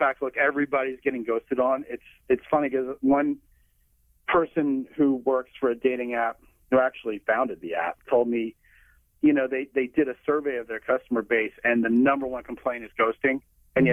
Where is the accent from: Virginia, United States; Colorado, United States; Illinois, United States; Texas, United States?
Texas, United States; I'm a Texan